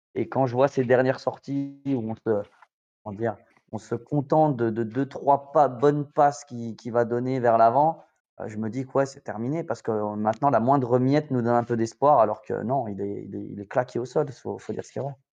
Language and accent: French; Spain; Je suis espagnol